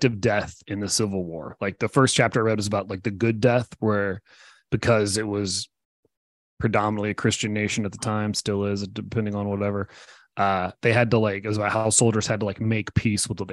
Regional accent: Tennessee, United States; I'm from Tennessee. There are forts all over Tennessee, like near where I grew up

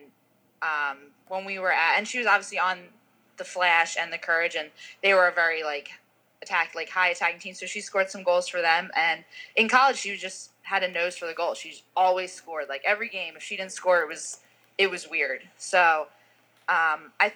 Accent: New Jersey, United States; now in Utah, United States; I'm from New Jersey

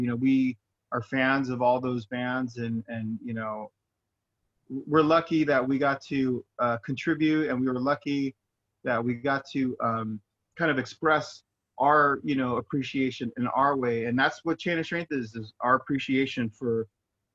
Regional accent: Inland Empire, California, United States; We're just idiots from the Inland Empire

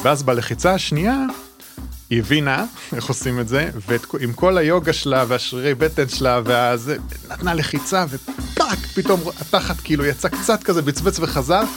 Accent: Israel; גדלתי במושב

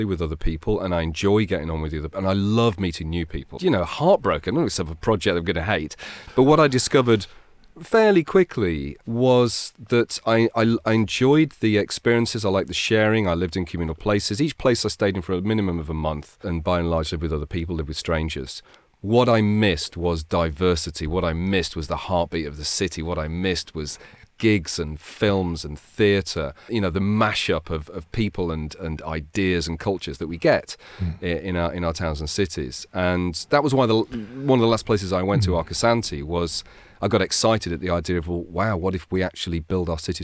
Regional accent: Brighton, South East England, United Kingdom; I see Brighton for what it is. I love my hometown

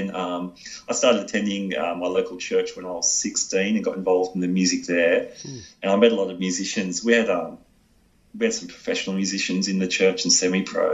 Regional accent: Sydney, New South Wales, Australia; I'm from Sydney.

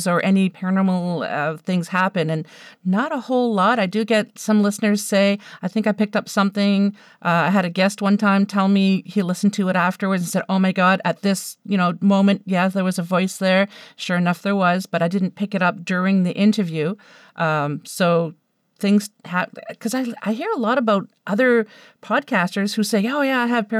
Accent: Moncton, New Brunswick, Canada; moved away; I'm originally from New Brunswick, from the Moncton area.

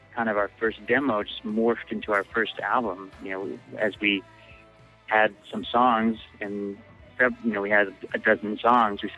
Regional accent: Bellingham, Washington, United States; also born or lived in Seattle; we came from Bellingham, Washington, an hour and a half north of Seattle

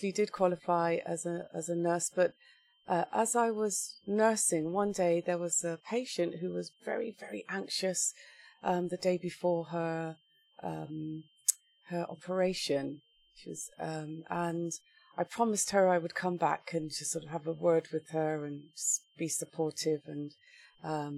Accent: Wiltshire, South West England, United Kingdom; I was born and raised in Wiltshire, in a small town near Bath

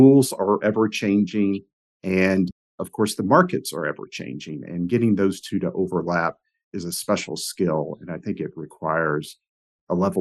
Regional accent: Knoxville, Tennessee, United States; I grew up in Knoxville, Tennessee

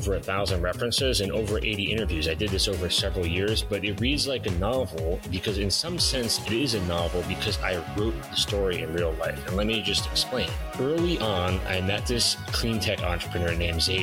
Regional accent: northern New Jersey, United States; I grew up in New Jersey, northern New Jersey

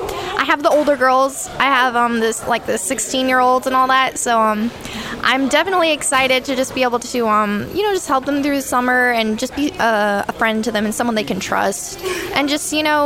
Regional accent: Waldorf, Maryland, United States; I'm from Waldorf, Maryland.

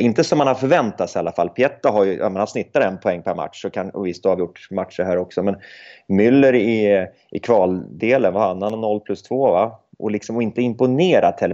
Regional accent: Gävle, Gävleborg County, Sweden; Jag är uppväxt i, i Gävle

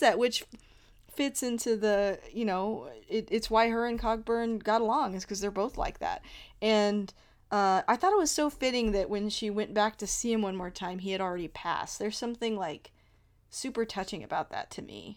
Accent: Texas, United States; I grew up in Texas.

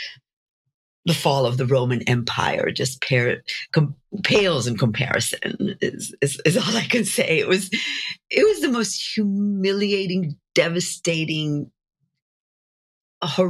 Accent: Jerusalem, Jerusalem District, Israel; moved away as an adult; now in United States; I grew up in Jerusalem in Israel

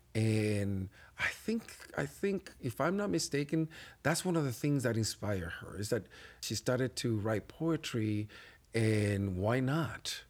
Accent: Puerto Rico; accent: Spanish accent; English is a second language; moved away as an adult; now in Buffalo, United States; as a Puerto Rican, as a Latino man

